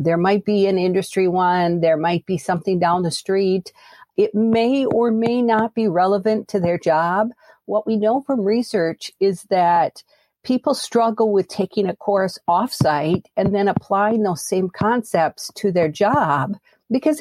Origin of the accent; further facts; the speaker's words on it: United States; I am American, and I have grown up and lived here most of my life, although not all of it